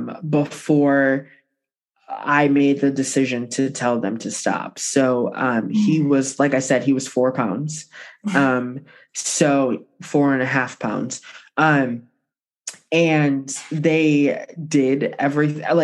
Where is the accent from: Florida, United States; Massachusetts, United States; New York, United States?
New York, United States; Buffalo; I was born in Buffalo